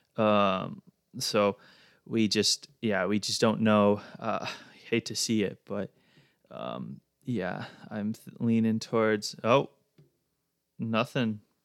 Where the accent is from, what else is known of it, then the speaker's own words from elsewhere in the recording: Midwest, United States; growing up in the Midwest